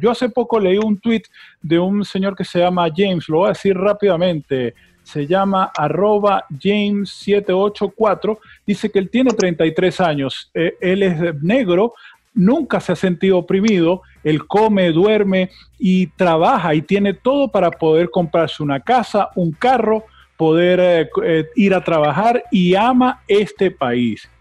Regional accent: Venezuela; now in United States; nosotros somos latinos, somos venezolanos

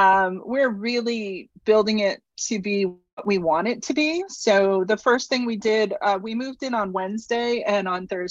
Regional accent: New England, United States; also born or lived in Houston, United States; So we moved from Houston. I grew up in New England, kind of a wanderer at heart.

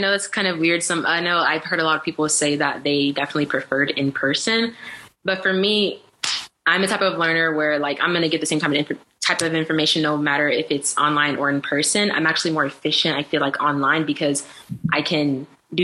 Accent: Raleigh, North Carolina, United States; also born or lived in Democratic Republic of the Congo / Boston; I'm used to Southern hospitality. I'm from North Carolina. I'm from Raleigh

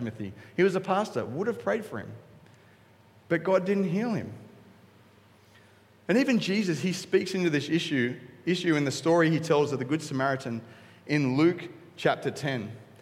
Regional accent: Coolangatta, Queensland, Australia; I'm from Cooley.

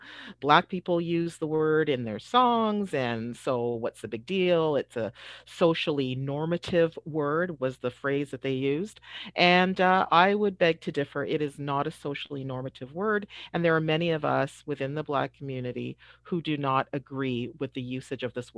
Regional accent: Toronto, Ontario, Canada; I experienced the usage of this word when I was a young child growing up in Toronto, when we had to read books that use this word over and over and over.

